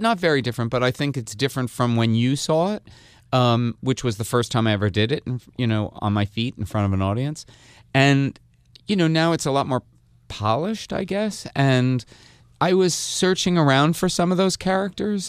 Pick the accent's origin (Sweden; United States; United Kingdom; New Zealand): United States; Hasbrouck Heights, New Jersey; I'm from northern New Jersey too, from Hasbrook Heights.